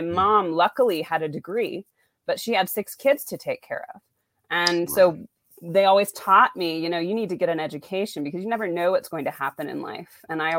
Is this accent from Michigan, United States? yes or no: no; Rexburg, Idaho, United States; So I was raised in Rexburg, Idaho, which some people refer to the Saudi Arabia of Mormonism.